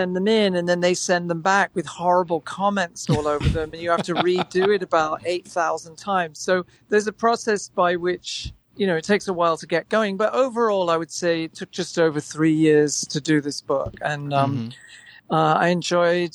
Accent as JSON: {"language": "English", "region": "England", "country": "United Kingdom", "tie": "born or raised there", "also_born_or_lived": "Manchester", "moved": "yes", "said": "I grew up in England"}